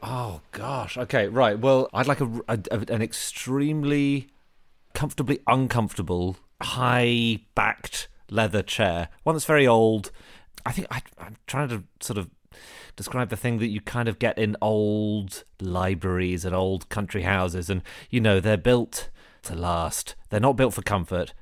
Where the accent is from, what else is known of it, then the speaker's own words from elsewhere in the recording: London, United Kingdom; I'm from Wimbledon, which is the home of the Oliver Reed pub crawl